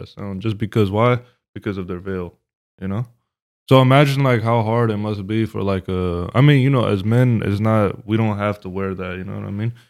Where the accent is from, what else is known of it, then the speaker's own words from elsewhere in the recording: Stockton, California, United States; we are from Stockton